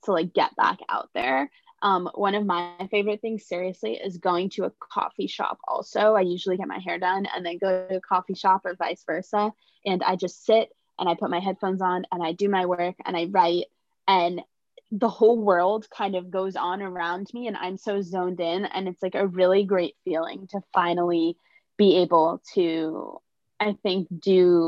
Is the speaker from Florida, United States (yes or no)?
no; New York City, New York, United States; I'm from New York City